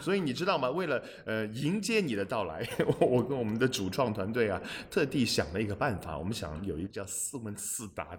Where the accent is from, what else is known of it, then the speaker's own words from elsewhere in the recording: Shanghai, China; 我就是出生在上海